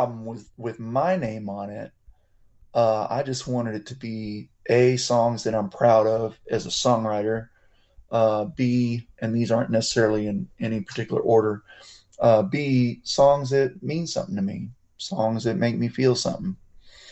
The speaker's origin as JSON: {"language": "English", "town": "Kerrville", "region": "Texas", "country": "United States", "tie": "born or raised there", "said": "I grew up in Kerrville, Texas"}